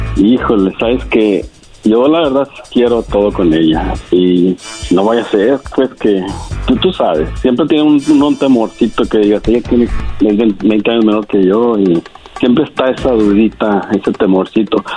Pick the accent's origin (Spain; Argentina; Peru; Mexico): Mexico; Jalisco; yo soy de Jalisco